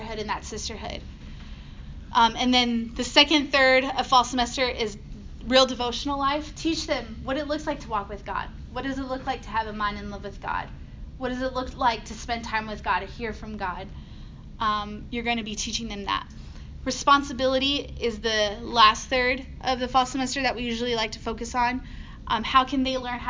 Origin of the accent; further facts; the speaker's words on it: Texas, United States; I'm from Texas